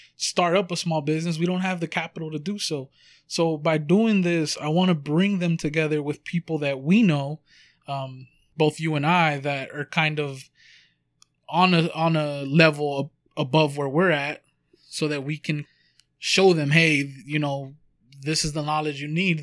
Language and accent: English; Huntington Park, California, United States; we come from Huntington Park, California